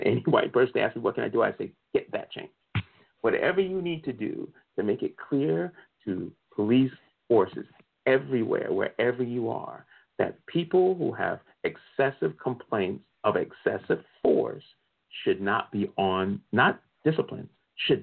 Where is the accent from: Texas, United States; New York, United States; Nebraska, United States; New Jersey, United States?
New Jersey, United States; Newark; I grew up in the Newark, New Jersey area.